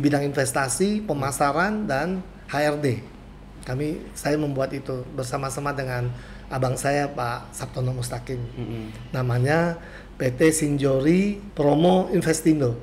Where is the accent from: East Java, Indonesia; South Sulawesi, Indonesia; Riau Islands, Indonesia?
Riau Islands, Indonesia; Dabo Singkep; now in Batam, Indonesia; Saya asli orang pulau, orang Dabo Singkep